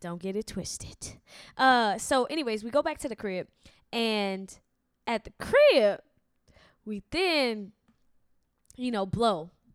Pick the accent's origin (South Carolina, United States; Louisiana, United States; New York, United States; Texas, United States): Louisiana, United States; Lafayette; I'm from Louisiana, Uh-huh. Lafayette, Louisiana, the, the actual south.